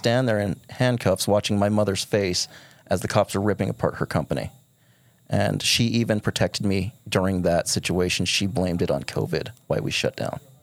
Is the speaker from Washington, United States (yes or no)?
no; Kanab, Utah, United States; born and raised in Kanab.